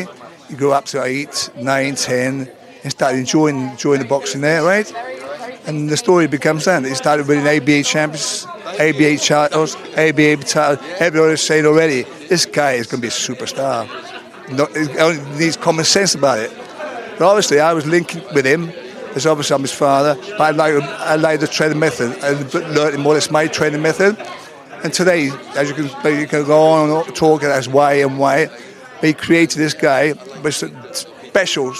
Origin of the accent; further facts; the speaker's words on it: Sardinia, Italy; moved away; also born or lived in Bedford; I'm from Sardinia